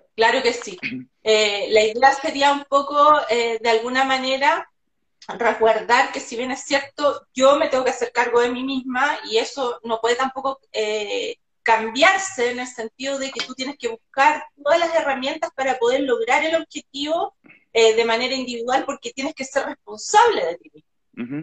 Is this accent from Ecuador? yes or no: no; Chile; cómo somos los chilenos y cómo hablamos